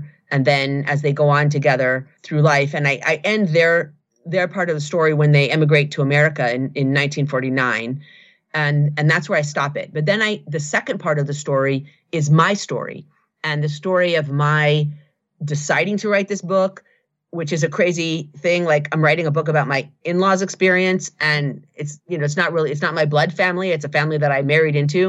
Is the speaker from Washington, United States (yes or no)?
yes; Seattle, Washington, United States; I grew up here in Seattle